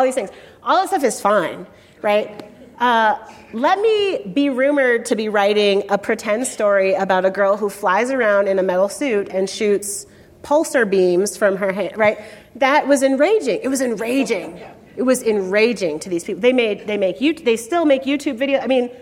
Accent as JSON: {"language": "English", "town": "Chicago", "region": "Illinois", "country": "United States", "tie": "born or raised there", "said": "When I was a kid growing up in Chicago"}